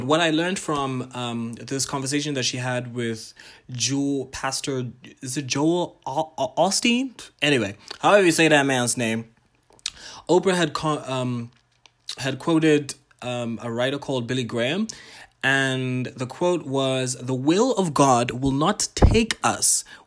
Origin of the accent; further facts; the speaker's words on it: Botswana; I'm Ghanaian, Tanzanian, but I was born and raised in Botswana.